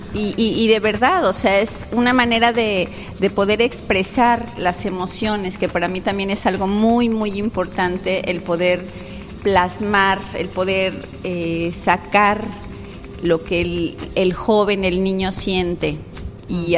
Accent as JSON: {"language": "Spanish", "town": "Tlalnepantla", "region": "State of Mexico", "country": "Mexico", "tie": "born or raised there", "moved": "as an adult", "lives_now": "Playa del Carmen, Mexico", "said": "yo nací en el Estado de México, en Tlalnepantla, pero eh, estoy aquí en Playa del Carmen desde el 99"}